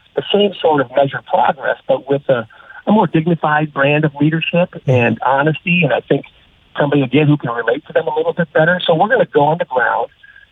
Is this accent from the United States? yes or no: yes; Minnesota, United States; moved away as an adult; now in Texas, United States; I am originally from Minnesota. Born and raised, spent most of my life there